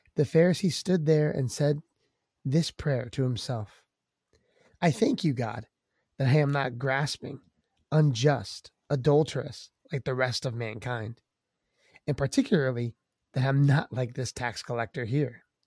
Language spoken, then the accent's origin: English; Maryland, United States; We're from Maryland. Uh, I was born and raised in this area in the DMV, um, in the East Coast